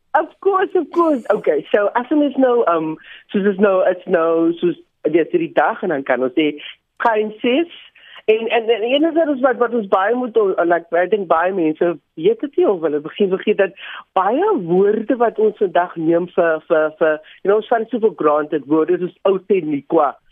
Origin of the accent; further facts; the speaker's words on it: Cape Town, Western Cape, South Africa; ek is hier van die Cape Flats